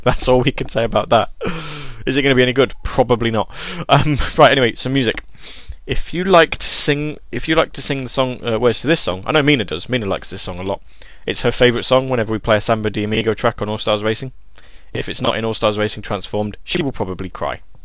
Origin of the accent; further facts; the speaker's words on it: England, United Kingdom; accent: proper British accent; I'm I'm English. We English people sound like this all the time